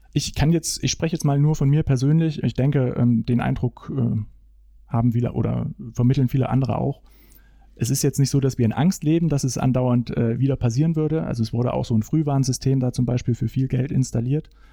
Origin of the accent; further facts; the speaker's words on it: Tiefenort, Thuringia, Germany; moved away as an adult; also born or lived in Bad Salzungen; Ich bin geboren in Bad Salzungen. Tiefenort ist mittlerweile ein Teil von Bad Salzungen seit zwei Jahren